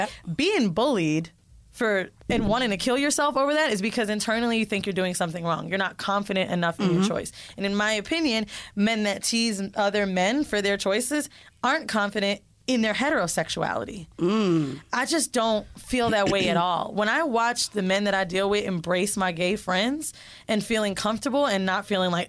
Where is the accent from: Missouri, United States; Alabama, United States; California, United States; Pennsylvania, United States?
California, United States; San Francisco; I was born in San Francisco. It's gay as fuck.